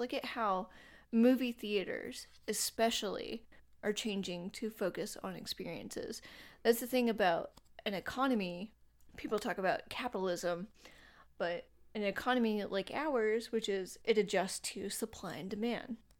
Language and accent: English; North Carolina, United States; I'm from North Carolina